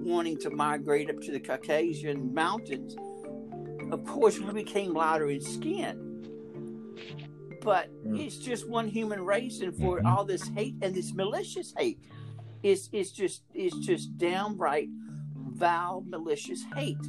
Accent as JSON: {"language": "English", "town": "Montgomery", "region": "Alabama", "country": "United States", "tie": "born or raised there", "said": "I was raised in Montgomery."}